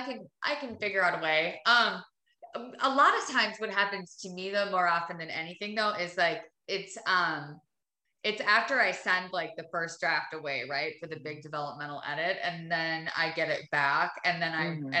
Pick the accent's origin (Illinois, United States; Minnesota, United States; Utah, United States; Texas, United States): Minnesota, United States; I'm from Minnesota. Like I'm from a small town in Minnesota. Like I just grew up working and I grew up doing manual labor.